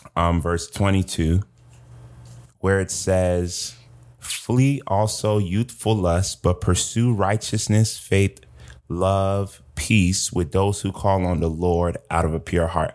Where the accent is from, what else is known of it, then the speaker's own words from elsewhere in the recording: Georgia, United States; I am from Georgia